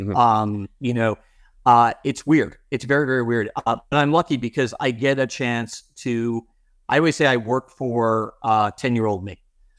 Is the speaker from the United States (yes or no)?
yes; Long Island, New York, United States; also born or lived in Boston; Like, I grew up in New York on Long Island. I went to law school in Boston.